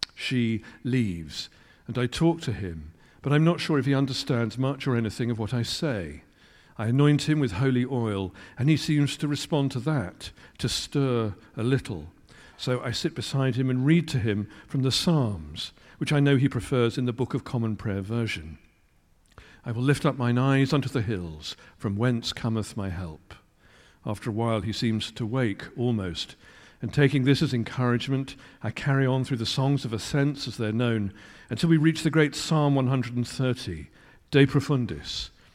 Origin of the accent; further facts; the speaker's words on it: Kettering, East Midlands, United Kingdom; moved away; also born or lived in London; I grew up in Kettering